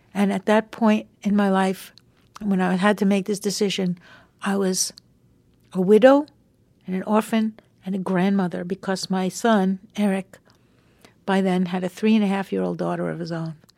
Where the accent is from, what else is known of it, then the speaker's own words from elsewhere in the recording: Long Island, New York, United States; we were kids growing up on Long Island together